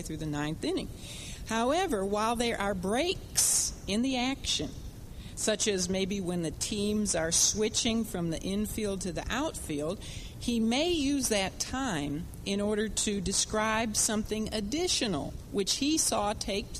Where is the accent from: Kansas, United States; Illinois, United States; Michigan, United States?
Illinois, United States; Chicago; when we were growing up in Chicago